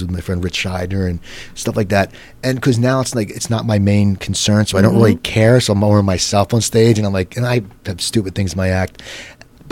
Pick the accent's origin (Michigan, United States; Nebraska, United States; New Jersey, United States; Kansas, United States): New Jersey, United States; moved away as an adult; also born or lived in Philadelphia area / New York area / San Diego; now in Los Angeles, United States; I grew up in New Jersey